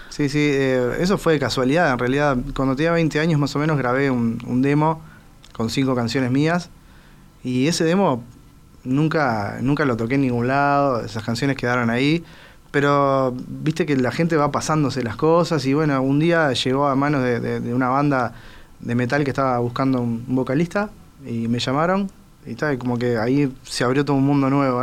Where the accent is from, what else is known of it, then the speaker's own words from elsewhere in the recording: Uruguay; como buen uruguayo